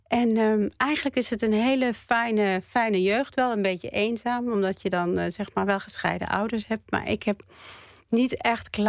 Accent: Northern District, Israel; Want ik kom uit het noorden van Israël en daar is het heel erg groen.

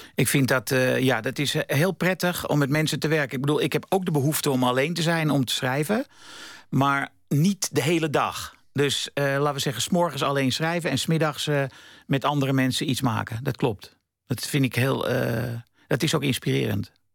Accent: Amsterdam, North Holland, Netherlands; ik kom uit Amsterdam-West. Dat is een soort lower class

